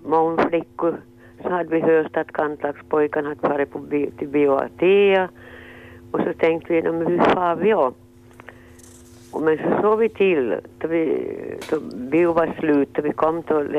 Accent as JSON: {"language": "Swedish", "town": "Munsala", "region": "Ostrobothnia", "country": "Finland", "said": "Jag är från Munser"}